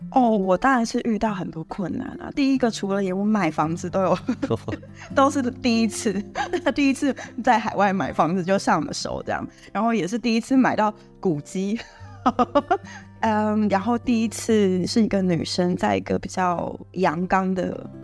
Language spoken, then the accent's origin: Chinese; Hsinchu County, Taiwan; moved away as an adult; now in Morocco; 我是一位，啊，七十八年次的新竹人，然后其实我从小就在 新竹的山下长大